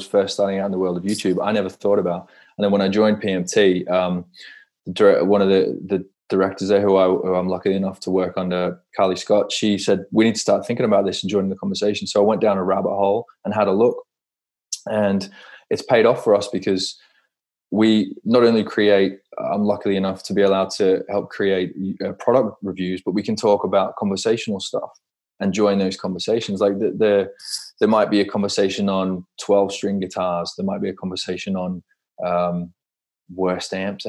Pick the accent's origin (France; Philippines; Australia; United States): Australia; Perth, Western Australia; growing up in Perth in Australia, I used to go to the Perth Rally all the time